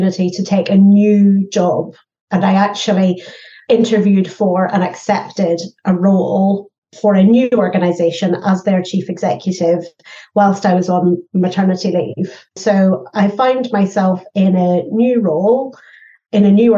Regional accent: Northern Ireland, United Kingdom; I grew up in Northern Ireland

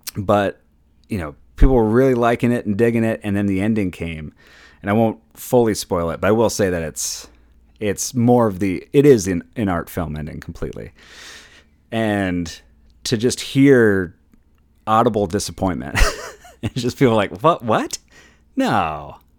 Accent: Minnesota, United States; I'm from Minnesota

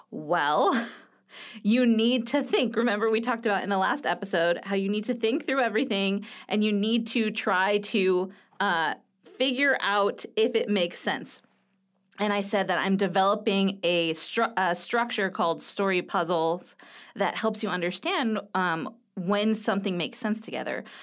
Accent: California, United States; You know, like I'm from Southern California, which is one of the uh, quintessential places where skateboarding happens.

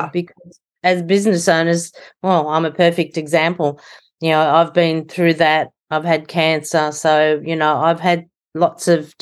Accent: Sydney, New South Wales, Australia; Yes, I'm from Sydney, Australia

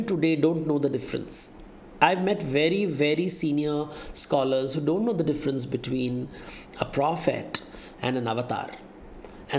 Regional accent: Mumbai, Maharashtra, India; I was born in Bombay in the 1970s, the pre-internet era.

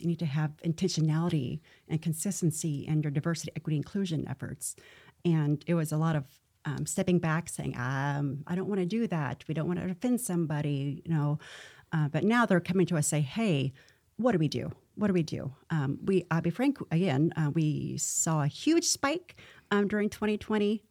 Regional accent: Missouri, United States; moved away; I'm from Missouri, which is a show me

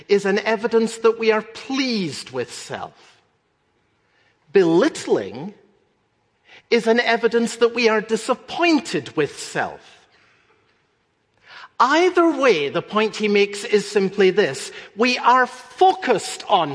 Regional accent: Scotland, United Kingdom; When I was growing up in Scotland

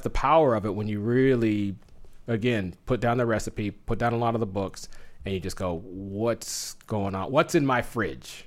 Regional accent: Southern California, United States; moved away as an adult; now in Phoenix, United States; growing up in Southern California

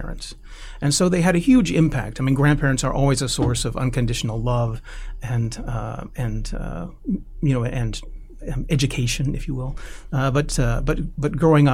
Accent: Indiana, United States; I grew up in Indiana, in a relatively rural Indiana at that time

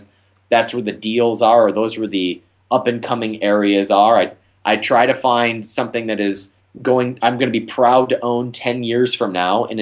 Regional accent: Ohio, United States; now in Texas, United States; I live in Texas, but I'm from Ohio and I invest in Ohio

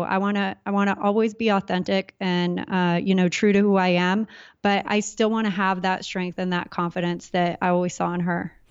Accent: Southern California, United States; I grew up in Southern California

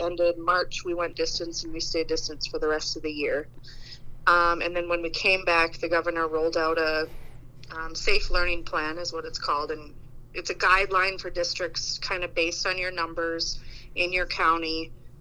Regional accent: Roseau, Minnesota, United States; moved away as an adult; now in Crookston, United States; I am from Roseau, and I've been teaching now in Crookston for 8 years

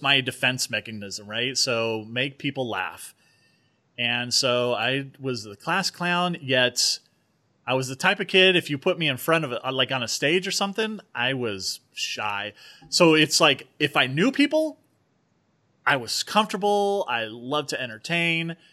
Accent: Norwalk, California, United States; also born or lived in Moreno Valley, California / Norco, California; I grew up in Southern California

